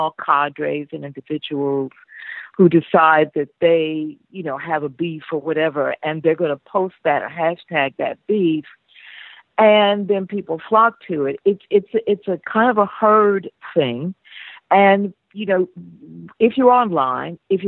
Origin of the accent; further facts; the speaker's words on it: United States; I'm American. I'm African-American.